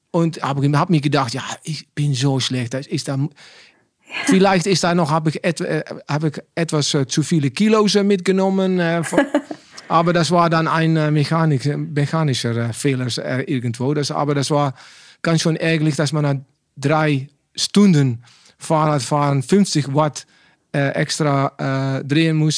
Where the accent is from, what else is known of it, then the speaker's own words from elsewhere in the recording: Netherlands; German is a second language; ich bin ein Holländer